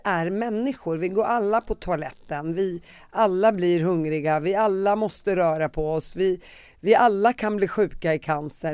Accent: Sweden; när jag växte upp i Sverige

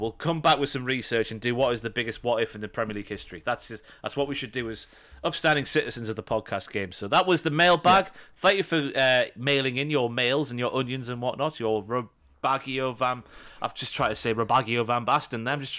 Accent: England, United Kingdom; for context, for American fans who aren't aware, as English fans, you first of all, you served every single alcoholic item in a plastic glass or bottle

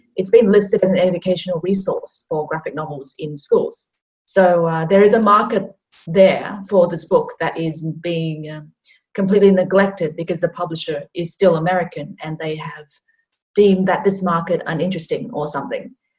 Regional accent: Hong Kong; now in Australia; I'm originally from Hong Kong

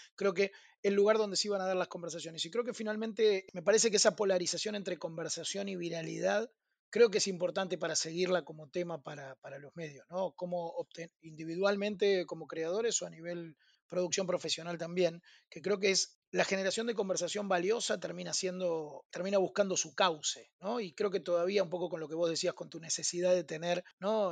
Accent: Argentina; soy argentino

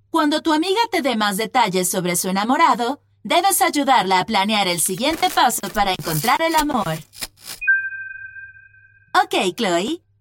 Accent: Mexico; now in Madrid, Spain; Empezamos a hablar sobre café y le dije que vengo de México y que a mi mamá siempre le gustó el café de allá, etc.

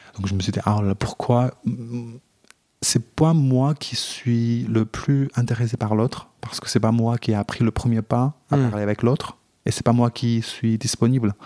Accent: China; now in France; j'ai grandi, enfin, je suis chinois. Euh, donc j'ai grandi dans un pays

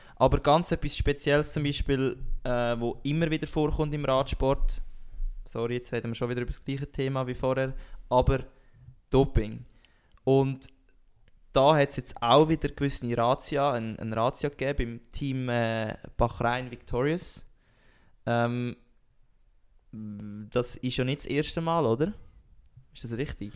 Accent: Switzerland; als Schweizer

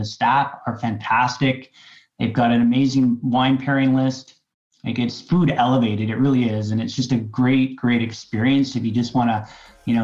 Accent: Qualicum Beach, British Columbia, Canada; We grew up in Qualicum Beach

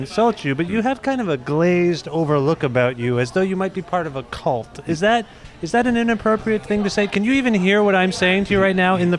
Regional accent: Cambridge, Ontario, Canada; I grew up in Cambridge, Ontario.

